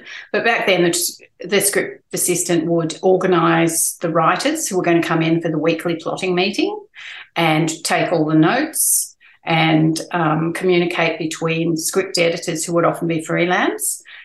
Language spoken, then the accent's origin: English; Newcastle, New South Wales, Australia; I grew up in Newcastle